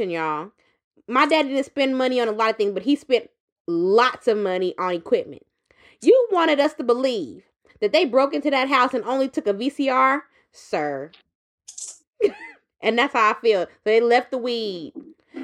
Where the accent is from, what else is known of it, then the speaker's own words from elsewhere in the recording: DeRidder, Louisiana, United States; moved away; I'm from DeRidder, Louisiana